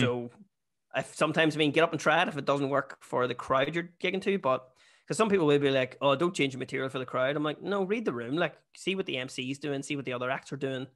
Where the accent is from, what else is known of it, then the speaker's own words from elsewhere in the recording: Bessbrook, Northern Ireland, United Kingdom; moved away; also born or lived in Australia; I'm actually from Bearsbrook